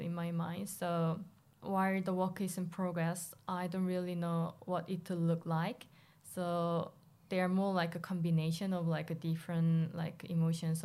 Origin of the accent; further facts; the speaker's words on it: South Korea; moved away as an adult; now in London, United Kingdom; I was born and raised in South Korea